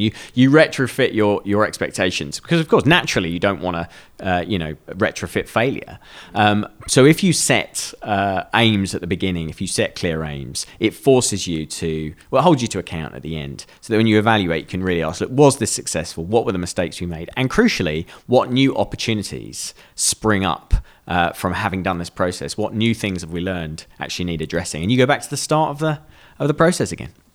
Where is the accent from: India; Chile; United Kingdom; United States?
United Kingdom; we're British.